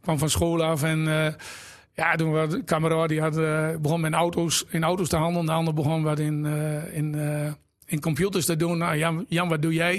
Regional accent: Exloo, Drenthe, Netherlands; moved away as an adult; Ik ben eh, geboren in Exel

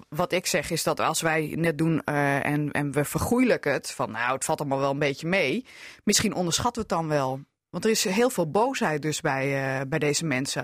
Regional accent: Hardenberg, Overijssel, Netherlands; now in Assen, Netherlands; als kind in Hardenberg

